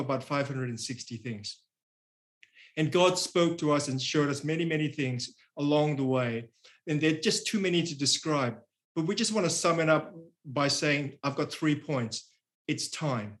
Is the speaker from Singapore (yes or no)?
yes; Singapore; now in Australia; I'm from Singapore, but I've lived in Australia for many, many years